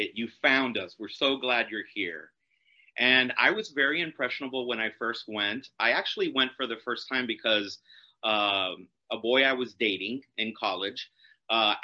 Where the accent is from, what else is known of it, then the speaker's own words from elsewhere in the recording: Miami, Florida, United States; growing up in Miami, you always heard legends about the Parliament House, at least while I was growing up in the 80s